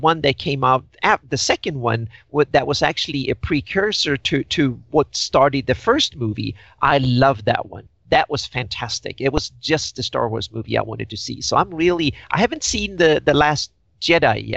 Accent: Sweden; I grew up in Sweden

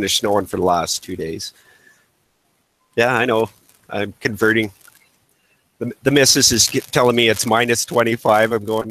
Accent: Vancouver Island, British Columbia, Canada; moved away as an adult; now in north central British Columbia, Canada; I grew up on Vancouver Island originally, and I decided to move further north, so I actually live in central BC, or north central BC, pretty much dead in the center of BC

